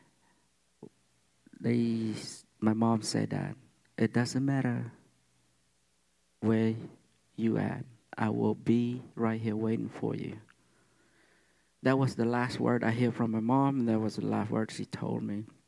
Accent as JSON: {"language": "English", "country": "Cambodia", "tie": "born or raised there", "moved": "yes", "lives_now": "United States", "said": "I'm Cambodian. I come from Cambodia."}